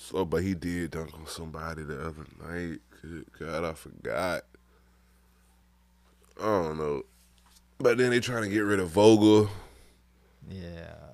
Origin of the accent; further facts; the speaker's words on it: California, United States; You know, man, I'm from Cali, man.